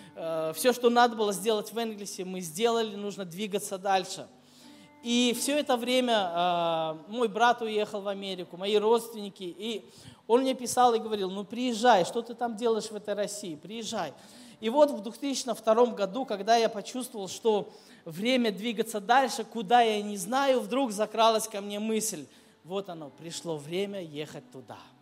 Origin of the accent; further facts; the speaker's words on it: Minsk, Belarus; moved away as an adult; also born or lived in Kyiv, Ukraine; now in Saratov, Russia; я вырос в Минске, столично большой город